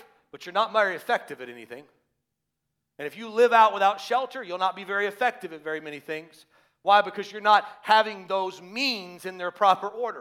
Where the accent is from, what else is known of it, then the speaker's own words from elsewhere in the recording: the South, United States; moved away; I grew up in the South